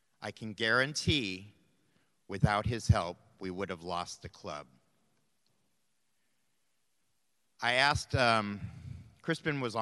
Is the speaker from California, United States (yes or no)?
yes; Central Valley, California, United States; I grew up in the Central Valley swimming and playing water polo